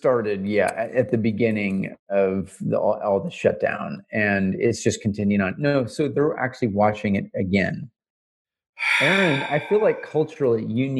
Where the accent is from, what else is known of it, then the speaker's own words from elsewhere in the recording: Canada; now in United States; As a Canadian living in the South.